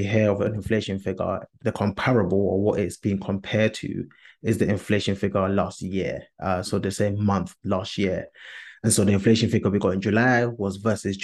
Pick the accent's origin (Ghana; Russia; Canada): Ghana; as a Ghanaian, we tend to do two types of weddings